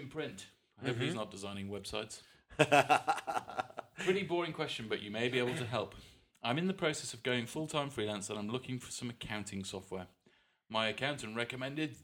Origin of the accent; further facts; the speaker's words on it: Wales, United Kingdom; I'm the Welsh one